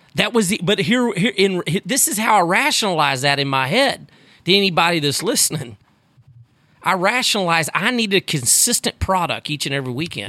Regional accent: Sugar Land, Texas, United States; I grew up in Sugarland, Texas, outside of Houston

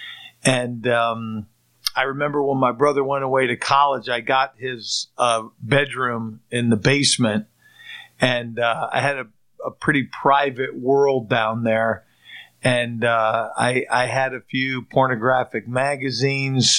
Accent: Pittsburgh, Pennsylvania, United States; I grew up in the Pittsburgh area, moved here with my family in 1971

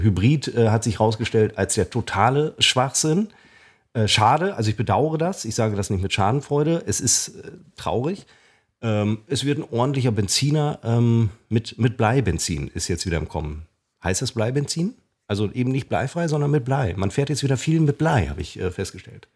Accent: Münster, North Rhine-Westphalia, Germany; Da joggte ich durch meinen Heimatort Hiltrup und kam an meiner alten Schule vorbei.

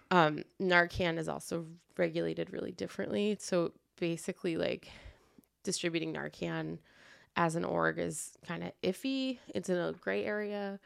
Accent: Trenton, New Jersey, United States; moved away as an adult; also born or lived in Iowa City; now in Quad Cities, United States; I'm from Trenton, which is, like, forty minutes away from Philly

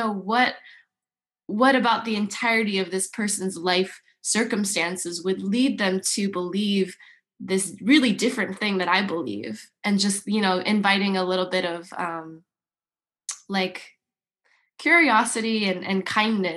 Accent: Yorba Linda, California, United States; I grew up in Orange County, in a beautiful suburb called Yorba Linda

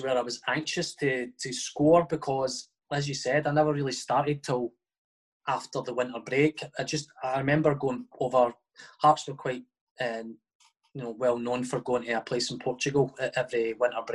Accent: Livingston, Scotland, United Kingdom; I was from Livingston, and it's kind of quite a mix in Livingston between sort of Edinburgh clubs and Glasgow clubs.

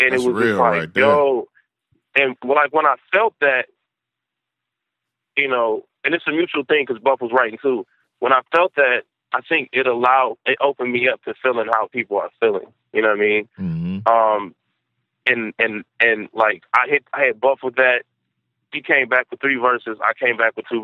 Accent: Detroit, Michigan, United States; I'm from Detroit

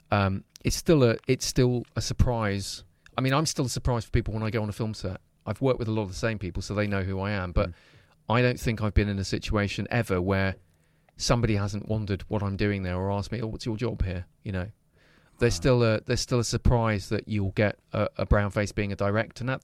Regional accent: Leicester, East Midlands, United Kingdom; Well, I grew up in Belgrave.

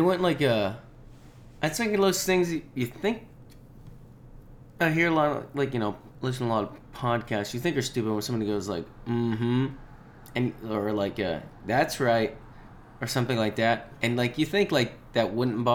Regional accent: Saxonburg, Pennsylvania, United States; Small town, Butler County, Saxonburg, Sarver.

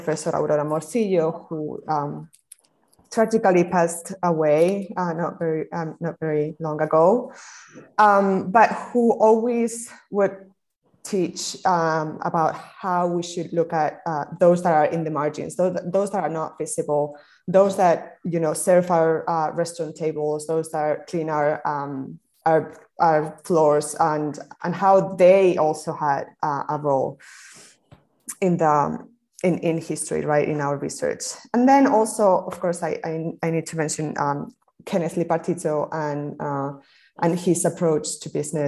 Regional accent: Spain; moved away; I come from Spain. I'm a Spaniard, and my family, I was born in the 80s. So my family is a Spanish family living in this transition to democracy

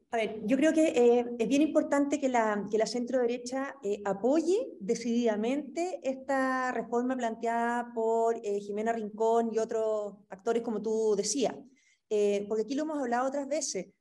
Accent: Chile; nos dividía como chilenos

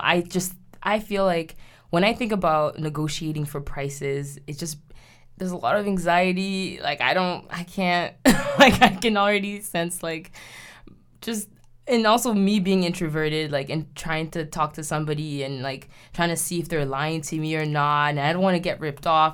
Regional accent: Haiti; moved away; When I was growing up in Haiti, um, in the nineties

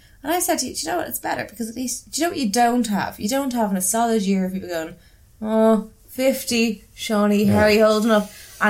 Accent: Dublin, Leinster, Ireland; I had a habit of just saying Tala rather than saying where I'm from. Because Tala's like a broad enough place and I don't really want people to know where I live.

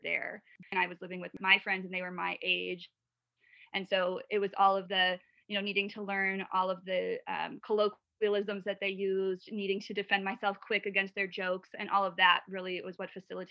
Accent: Wisconsin, United States; first language English; So I grew up in Wisconsin. I grew up speaking English.

